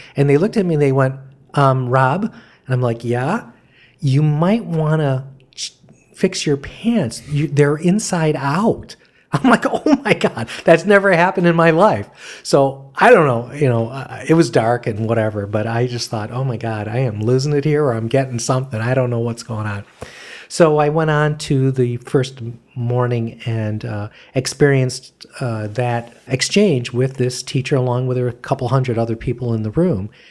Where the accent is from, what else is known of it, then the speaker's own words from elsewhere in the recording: Michigan, United States; moved away as an adult; I was from Michigan